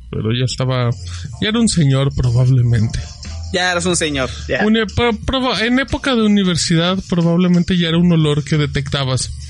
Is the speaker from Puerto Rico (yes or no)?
no; Aguascalientes, Mexico; Soy de Aguascalientes, Steve.